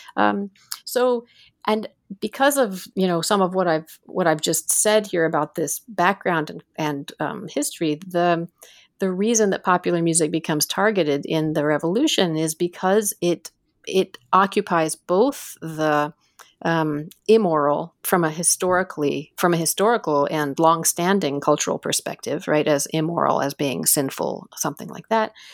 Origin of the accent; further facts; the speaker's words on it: United States; also born or lived in Iran / Ohio / New York City; now in Toronto, Canada; I lived in the United States ever since then